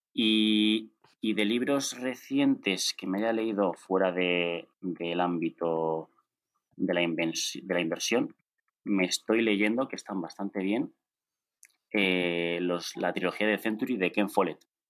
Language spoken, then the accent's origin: Spanish; León, Castile and León, Spain; soy de León